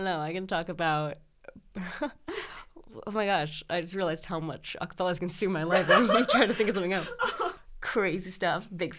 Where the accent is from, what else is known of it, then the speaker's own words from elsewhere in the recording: Los Angeles, California, United States; moved away as an adult; now in New Haven, United States; I'm from Sherman Oaks.